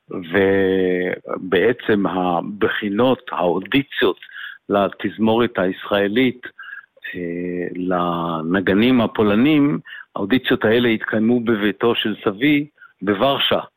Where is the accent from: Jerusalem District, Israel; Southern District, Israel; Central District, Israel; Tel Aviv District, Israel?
Tel Aviv District, Israel; Tel Aviv; אני אה, יליד אה, אה, תל אביב, ולמשפחה מוזיקלית.